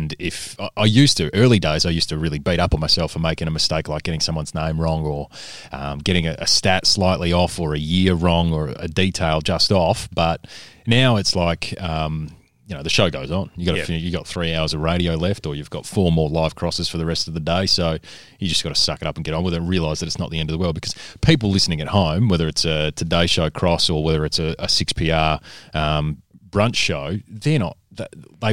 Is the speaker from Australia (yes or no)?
yes; Kalgoorlie, Western Australia, Australia; now in Perth, Australia; I'm from Kalgoorlie